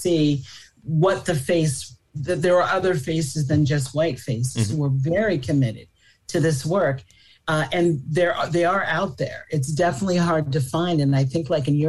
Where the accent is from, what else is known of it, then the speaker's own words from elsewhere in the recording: New York, United States; I'm a New Yorker